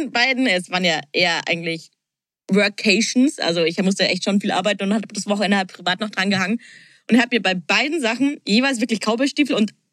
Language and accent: German; Bavaria, Germany; wir sind ja aus Bayern